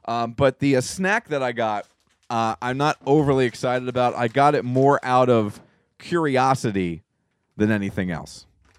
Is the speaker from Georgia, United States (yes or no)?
no; Mississippi, United States; I'm from Mississippi.